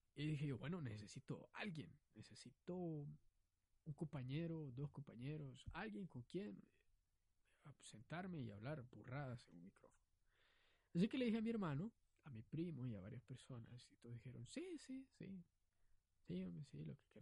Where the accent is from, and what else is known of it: Honduras